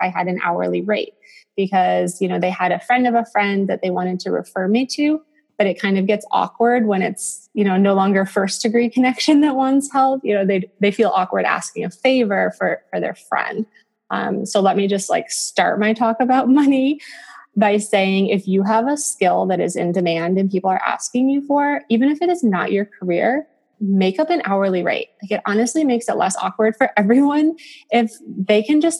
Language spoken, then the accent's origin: English; Western New York, United States; moved away as an adult; also born or lived in Buffalo, New York / Syracuse, New York / Northern Malawi / Cape Town, South Africa; now in Naperville, United States; my small town in Western New York